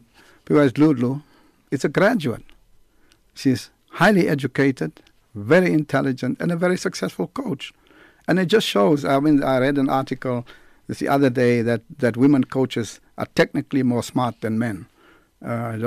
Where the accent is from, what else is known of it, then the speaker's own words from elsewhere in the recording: Port Elizabeth, Eastern Cape, South Africa; Port Elizabeth, my hometown.